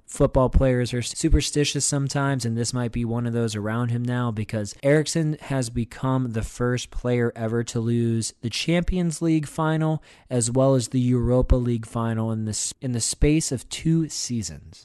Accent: Pennsylvania, United States; moved away; my home state of Pennsylvania

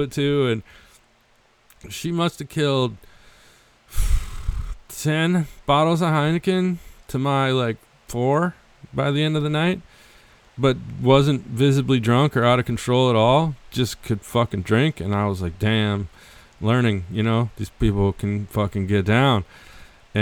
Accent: United States; as an American myself

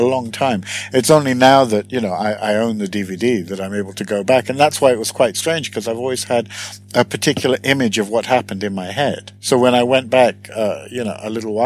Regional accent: United Kingdom; born or raised there; moved away as an adult; now in Sweden

